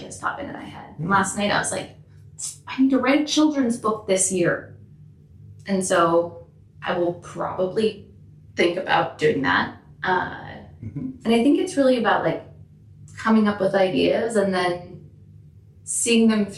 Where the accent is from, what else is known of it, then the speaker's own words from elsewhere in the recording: Minneapolis, Minnesota, United States; About 9 blocks from here.